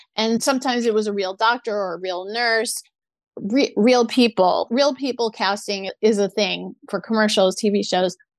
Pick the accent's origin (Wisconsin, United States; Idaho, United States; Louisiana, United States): Louisiana, United States; New Orleans; moved away as an adult; also born or lived in San Diego / Orange County; now in Los Angeles, United States; my parents did take me to a lot of children's theater in New Orleans